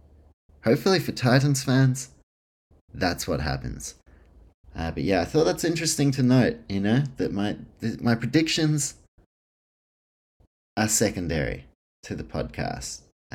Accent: New Zealand; And even when you do watch it as a Kiwi, you know, there is a fucking gap in discrepancy.

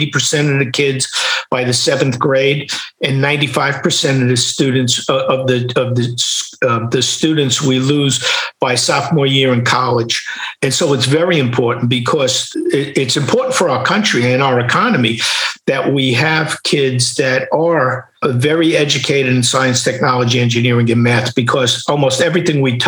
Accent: New York City, New York, United States; growing up in Queens or Brooklyn, in New York in those times

